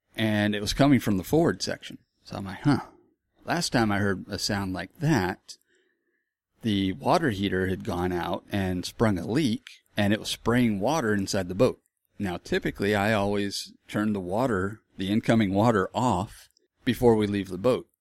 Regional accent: Florida, United States; moved away; also born or lived in Texas; I grew up in Florida

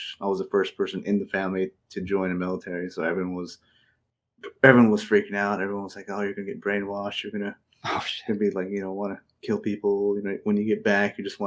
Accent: Fort Defiance, Arizona, United States; also born or lived in Phoenix, Arizona; I grew up in mostly Arizona. Grew up between Phoenix and the Navajo Nation. Mm-hmm. So Navajo Nation was the main place I grew up in, a small town called Fort Defiance.

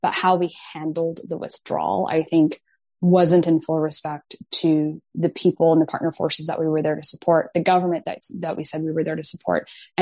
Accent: Mogadishu, Banaadir, Somalia; now in Maryland, United States; I was born in Mogadishu, Somalia. So I fled a civil war with my family

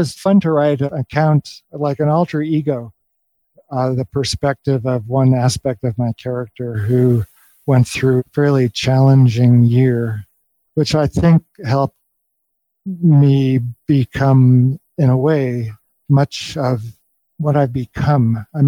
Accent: Los Angeles, California, United States; now in Taos, United States; I was born and raised in Southern California, you know, born in LA, raised in the Valley. I was the middle of three kids raised in lower middle class conservative Jewish family.

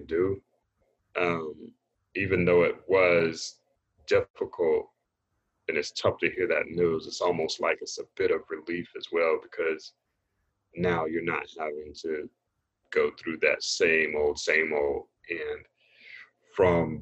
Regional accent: Raleigh, North Carolina, United States; I grew up in Raleigh, North Carolina.

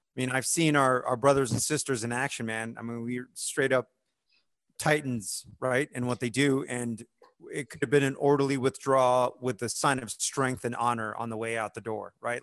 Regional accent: United States; as an American service member

